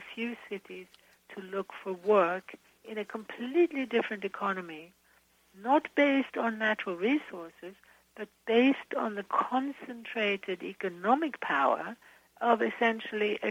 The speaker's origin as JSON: {"language": "English", "country": "Sweden", "moved": "yes", "said": "I'm originally from Sweden"}